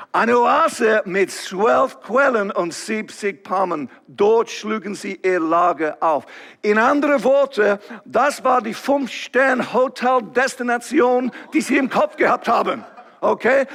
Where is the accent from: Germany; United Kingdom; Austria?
United Kingdom; England; German is a second language; now in Switzerland; ich komme ursprünglich von England, ihr werdet das erkennen, irgendwie von meinem Akzent